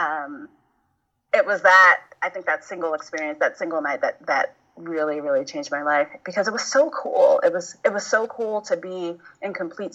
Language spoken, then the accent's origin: English; New York City, New York, United States; I was raised in the neighborhood of Bushwick, Brooklyn